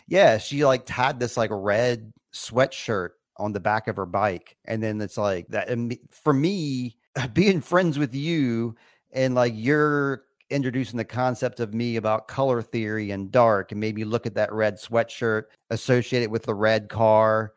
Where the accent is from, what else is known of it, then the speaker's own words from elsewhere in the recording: United States; I'm an American boy